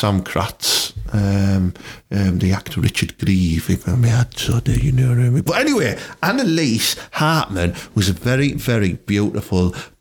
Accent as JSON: {"language": "English", "town": "Thornaby", "region": "North East England", "country": "United Kingdom", "tie": "born or raised there", "said": "Growing up in Thorntree Road in Thornaby, then Lanehouse Road in Thornaby"}